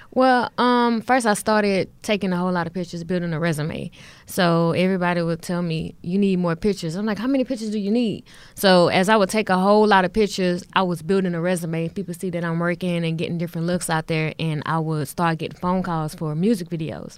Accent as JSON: {"language": "English", "town": "Houston", "region": "Texas", "country": "United States", "tie": "born or raised there", "said": "I'm born and raised in Houston"}